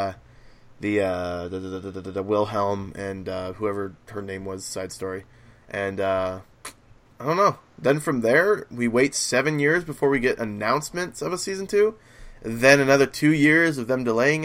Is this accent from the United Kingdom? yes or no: no; United States; as an American